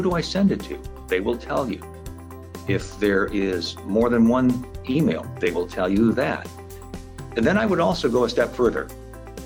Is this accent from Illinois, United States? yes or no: yes; Rockford, Illinois, United States; my hometown, Rockford, Illinois here